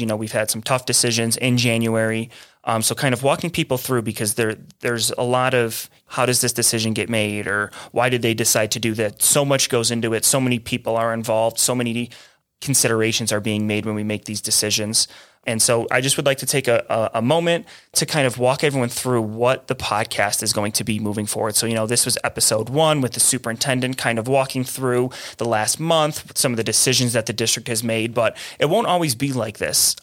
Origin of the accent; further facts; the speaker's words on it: Buffalo, New York, United States; now in Santa Fe, United States; I'm originally from Buffalo. I'm a long way from home